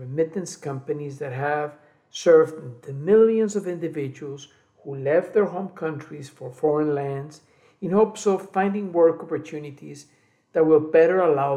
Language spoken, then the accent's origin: English; Colombia; moved away as an adult; also born or lived in Guatemala / United States / Cali, Colombia; I was born in Guatemala, raised in Colombia, and a migrant in the US for 3 decades